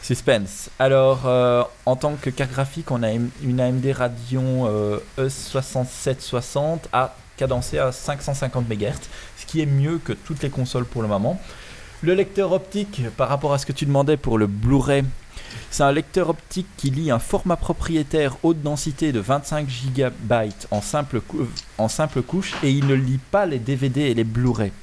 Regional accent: Belgium; chez nous en Belgique

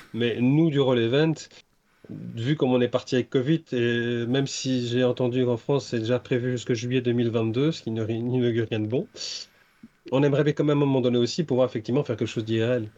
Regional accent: Brussels, Brussels-Capital Region, Belgium; moi je suis bruxellois

